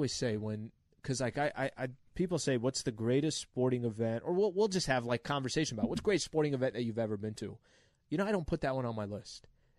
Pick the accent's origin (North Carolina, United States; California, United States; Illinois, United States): California, United States; San Diego; I'm born and raised in San Diego.